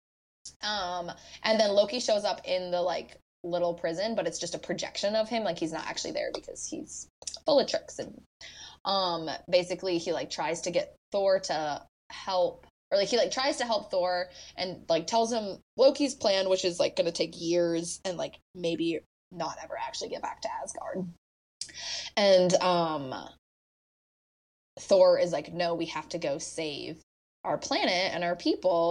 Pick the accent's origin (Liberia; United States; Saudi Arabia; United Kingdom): United States; as an American